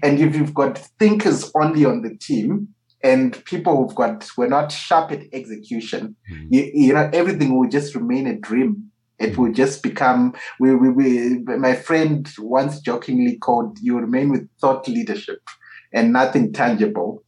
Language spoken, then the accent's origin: English; Harare, Zimbabwe; coming from my home country mm. of Harare, Zimbabwe.